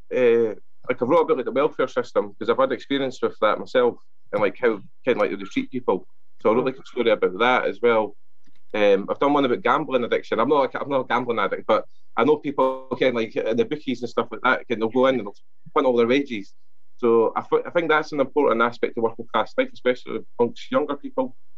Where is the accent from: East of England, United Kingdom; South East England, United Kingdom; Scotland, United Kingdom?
Scotland, United Kingdom; first language Scots; English is a second language; Scots is my first language and English is my second